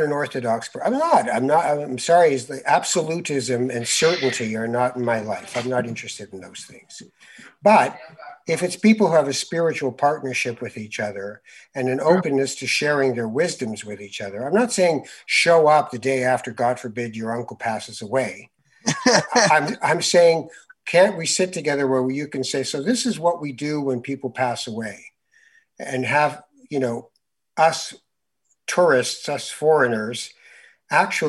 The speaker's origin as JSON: {"language": "English", "country": "Canada", "said": "I'm Canadian"}